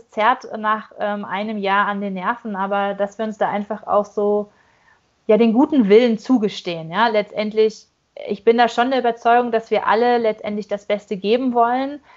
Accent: North Rhine-Westphalia, Germany; born there; accent: Ruhrpott; dass ich auch gebürtig aus dem Ruhrgebiet komme und für mich ist es einfach auch so ein schönes Heimatgefühl, euch daher quatschen zu hören, so richtig schön frei Schnauze in Ruhrpottart.

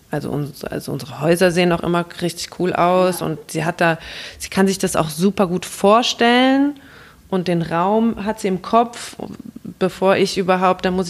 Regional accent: Mainz, Rhineland-Palatinate, Germany; also born or lived in England; ich äh, komme mehr oder weniger aus Mainz, also ich bin in Ingelheim zur Schule gegangen, habe auch in Mainz studiert

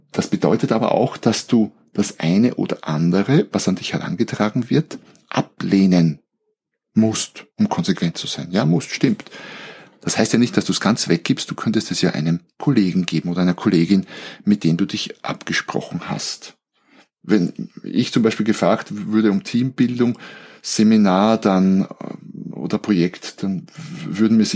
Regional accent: Austria; also born or lived in Germany; Also so als, als Österreicher, wir haben ja unsere Grauzonen.

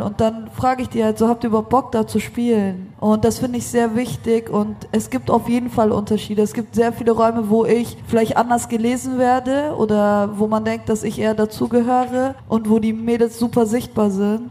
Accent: Munich, Bavaria, Germany; moved away as an adult; also born or lived in Berlin; now in Vienna, Austria; komme eigentlich aus München, wohne in Wien

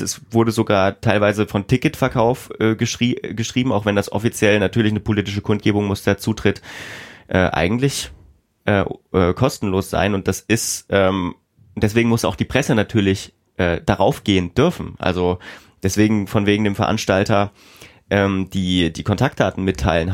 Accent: Themar, Thuringia, Germany; ich komme aus der Region um Thema

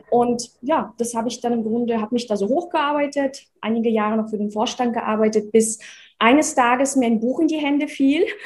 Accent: Russia; also born or lived in Czechoslovakia; now in Germany; Ich komme aus dem Osten. also in, in der Tschechoslowakei geboren, in Russland aufgewachsen, 1996 nach Deutschland übersiedelt.

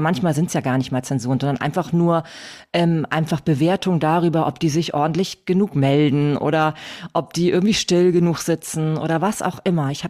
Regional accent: Hamburg, Germany; Ähm, ja, also … wie schon, wie schon gehört. Ich komme aus Hamburg.

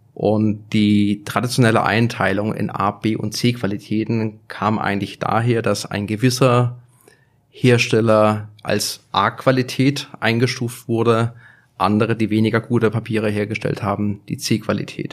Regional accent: Germany; Ich komme aus Deutschland

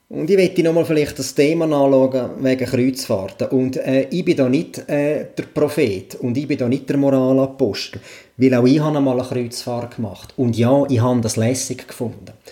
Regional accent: Switzerland; Und da rede ich jetzt nicht nur von meinem Heimatkanton, da rede ich wirklich schweizweit.

